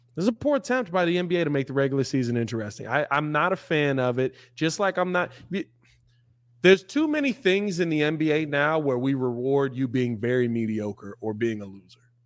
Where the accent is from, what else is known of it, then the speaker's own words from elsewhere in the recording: Chicago, Illinois, United States; I'm from Chicago